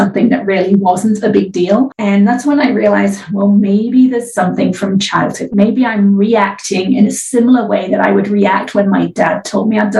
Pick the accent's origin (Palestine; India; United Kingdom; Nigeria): United Kingdom; England; now in California, United States; I live in California now. I'm originally from England